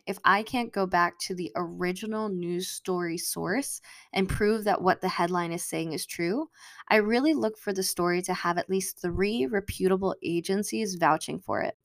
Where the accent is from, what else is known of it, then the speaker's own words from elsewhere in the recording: United States; I am American-born and raised